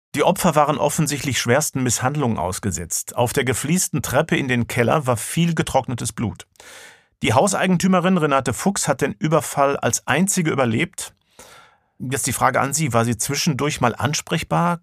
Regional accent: Tyrol, Austria; moved away; Ich bin ein halber Österreicher, meine Mutter war Österreicherin und äh, habe lange Zeit meiner Kindheit in Tirol verbracht

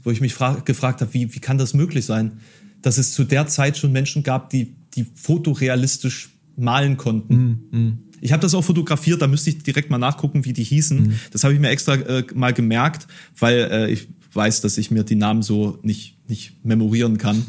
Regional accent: Dresden, Saxony, Germany; born or raised there; now in Halle, Germany

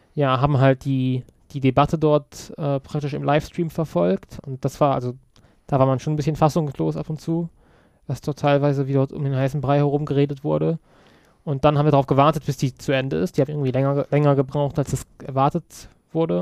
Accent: Kassel, Hesse, Germany; now in Berlin, Germany; Eigentlich aus Kassel, aber ich komme jetzt aus Berlin

